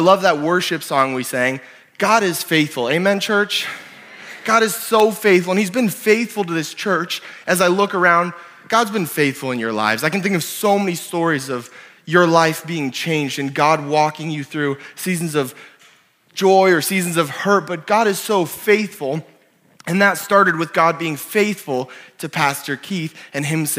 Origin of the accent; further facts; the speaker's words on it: Canada; also born or lived in Ontario / New Brunswick / Oklahoma / South Dakota; now in Sioux Falls, United States; I'm Canadian